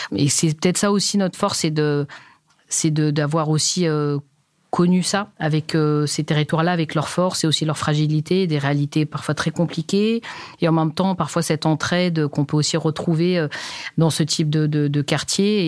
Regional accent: Paris, Île-de-France, France; also born or lived in Pantin; je suis née au cœur de Paris, voilà, dans les bras de, de bonnes sœurs

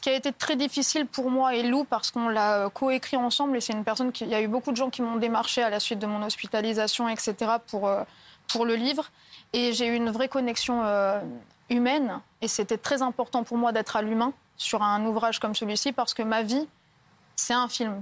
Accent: Lattes, Occitania, France; j'ai 22 ans et je viens de Latte à côté de Montpellier

